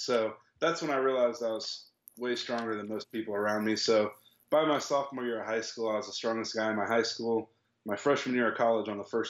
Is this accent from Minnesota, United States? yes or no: no; Topeka, Kansas, United States; I was 9 years old, and I was at a football camp at a high school in my hometown in Topeka.